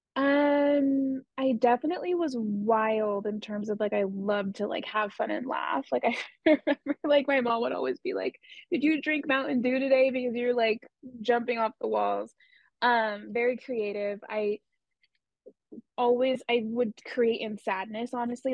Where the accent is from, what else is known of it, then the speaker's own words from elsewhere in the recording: Southern California, United States; I grew up in Southern California